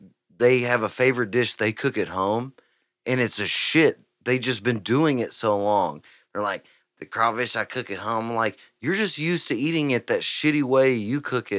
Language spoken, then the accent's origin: English; Huffman, Texas, United States; I'm from Huffman.